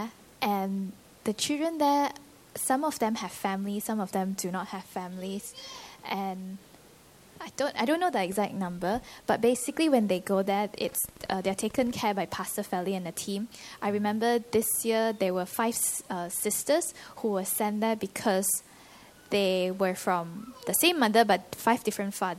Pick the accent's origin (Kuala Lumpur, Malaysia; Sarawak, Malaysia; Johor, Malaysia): Sarawak, Malaysia; Kuching; now in Birmingham, United Kingdom; I'm originally from Kuching, but now I live in Birmingham